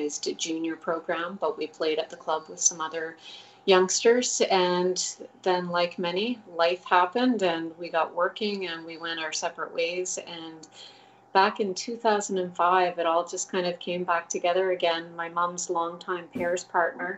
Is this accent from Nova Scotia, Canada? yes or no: yes; Bridgetown, Nova Scotia, Canada; my hometown is about an hour and 45 minutes outside of Halifax, a community called Bridgetown